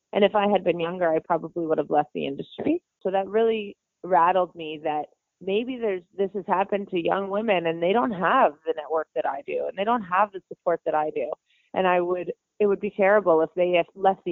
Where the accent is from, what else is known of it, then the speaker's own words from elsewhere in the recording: Beaverton, Ontario, Canada; the hometown that I grew up in Beaverton, Ontario